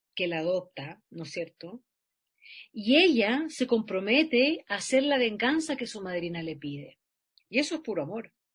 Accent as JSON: {"language": "Spanish", "town": "Santiago", "region": "Santiago Metropolitan Region", "country": "Chile", "tie": "born or raised there", "said": "en mi escuela atravesar Santiago de la Florida a Bellavista, donde queda la escuela"}